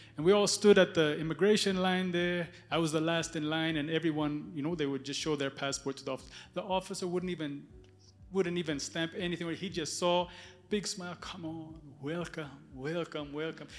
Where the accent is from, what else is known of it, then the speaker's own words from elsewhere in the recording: Ethiopia; moved away; I was born in Ethiopia.